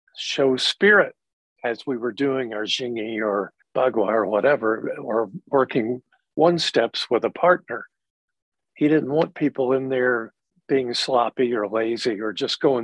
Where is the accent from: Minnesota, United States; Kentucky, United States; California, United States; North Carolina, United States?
Kentucky, United States; I grew up in Kentucky in the Bible Belt.